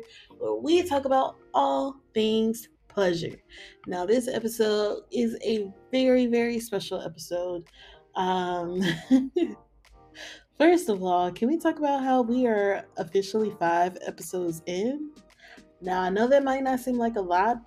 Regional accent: the South, United States; I'm from the South

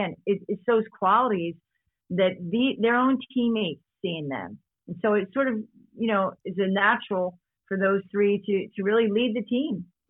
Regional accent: Delaware County, Pennsylvania, United States; He's from where I grew up in Delaware County, you know, finally known as Delco

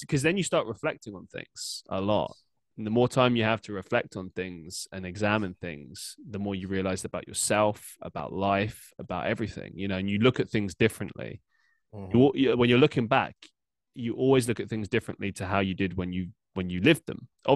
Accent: London, United Kingdom; moved away as an adult; also born or lived in Surrey; now in Manchester, United Kingdom; I grew up in London

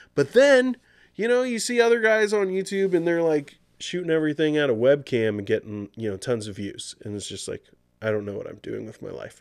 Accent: United States; I'm a U S citizen. I was born in the United States.

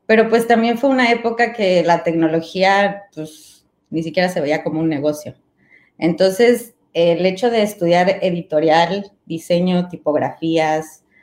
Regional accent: Mexico; moved away as an adult; y terminando la carrera me fui a vivir fuera de México y este, y pues me empecé a meter mucho en el rollo del arte

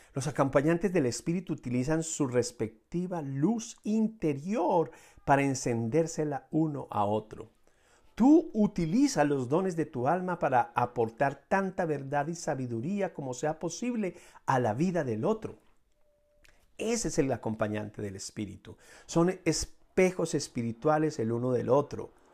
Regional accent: Colombia; en mi país, que es Colombia

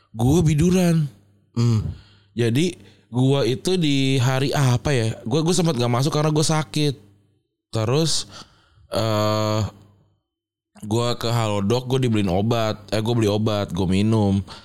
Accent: Semarang, Central Java, Indonesia; moved away; gue sudah tumbuh besar di Semarang

